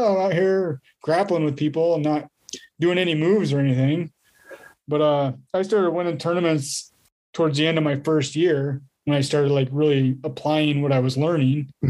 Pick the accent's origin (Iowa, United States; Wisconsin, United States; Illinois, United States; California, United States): Iowa, United States; La Porte City; tournament was a Knights Holiday Classic here in my hometown